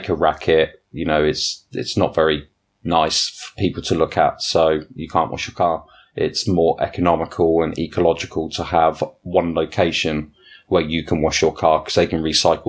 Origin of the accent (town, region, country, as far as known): United Kingdom; also born or lived in Germany